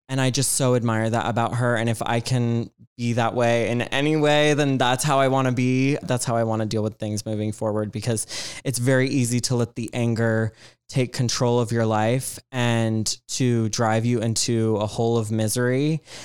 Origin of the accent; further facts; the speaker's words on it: Georgia, United States; I grew up in Georgia